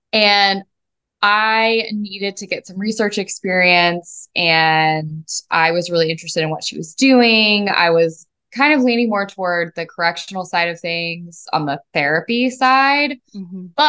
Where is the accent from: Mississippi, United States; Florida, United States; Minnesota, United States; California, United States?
Mississippi, United States; So I grew up in Mississippi, despite me lacking an accent, as you may notice, although it does come out a little bit when I'm angry and or intoxicated. And my family was not from the South.